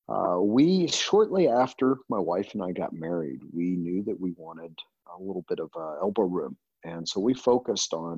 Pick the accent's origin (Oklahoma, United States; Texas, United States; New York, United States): Texas, United States; moved away as an adult; now in California, United States; I grew up, I was born in Texas and spent the majority of my early life there